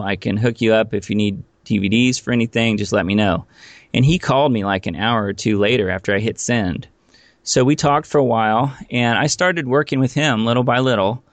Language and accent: English; Indiana, United States; moved away as an adult; also born or lived in Los Angeles; I actually grew up in Indiana.